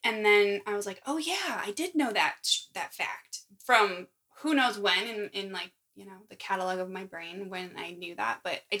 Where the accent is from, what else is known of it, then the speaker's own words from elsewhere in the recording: Indiana, United States; I'm from Indiana